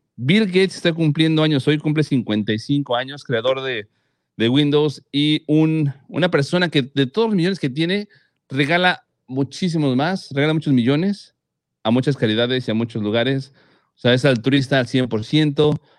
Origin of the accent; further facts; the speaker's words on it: Mexico; los mexicanos, como buenos mexicanos